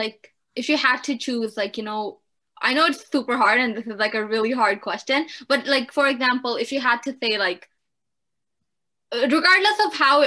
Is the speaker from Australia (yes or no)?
no; Canada; also born or lived in Pakistan; oh yeah, I am Canadian, but yeah, I was born in Pakistan. I'm both. I'm Pakistani and Canadian.